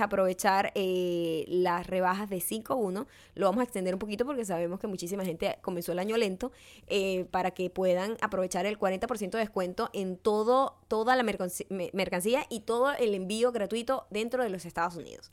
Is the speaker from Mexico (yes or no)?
no; Venezuela; moved away; en mi pueblo, no necesariamente en Venezuela, mi pueblo